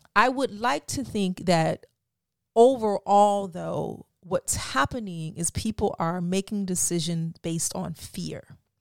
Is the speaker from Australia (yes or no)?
no; Florida, United States; moved away; I'm from Florida